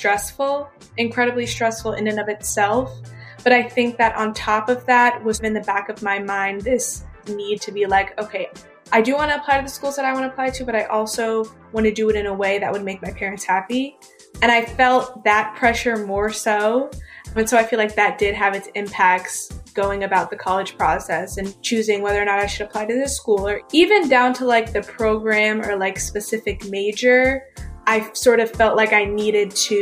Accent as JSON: {"language": "English", "region": "New Jersey", "country": "United States", "moved": "as an adult", "lives_now": "Hampton, United States", "said": "I'm originally from New Jersey and I go to school in Hampton"}